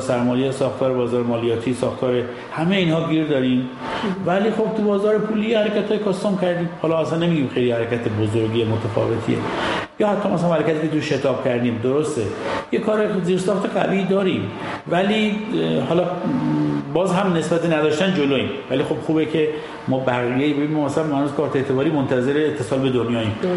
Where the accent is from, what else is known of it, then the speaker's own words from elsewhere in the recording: Iran; ما ایرانیم